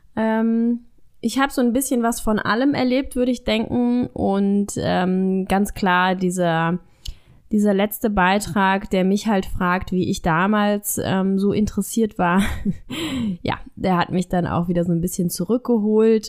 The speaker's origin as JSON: {"language": "German", "country": "Germany", "said": "bei uns in Deutschland"}